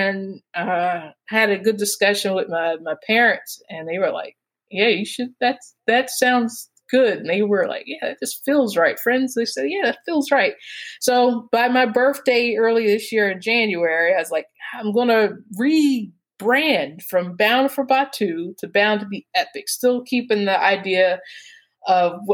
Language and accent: English; Atlanta, Georgia, United States; I'm from Atlanta